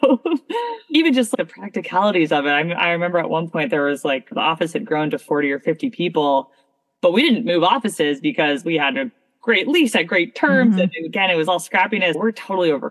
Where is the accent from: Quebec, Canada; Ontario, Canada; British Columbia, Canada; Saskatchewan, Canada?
Ontario, Canada; Toronto; also born or lived in Abu Dhabi, United Arab Emirates; now in Boston, United States; I was born in Abu Dhabi. I was raised in Toronto, Canada.